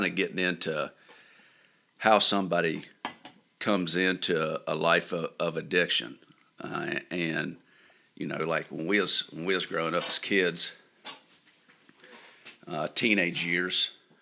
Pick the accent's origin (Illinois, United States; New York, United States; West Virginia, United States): West Virginia, United States; Bancroft; I grew up in Bancroft